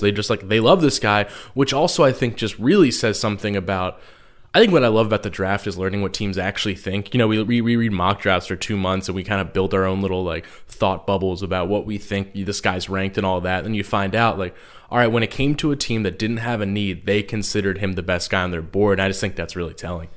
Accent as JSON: {"language": "English", "region": "New Jersey", "country": "United States", "said": "I'm from South Jersey"}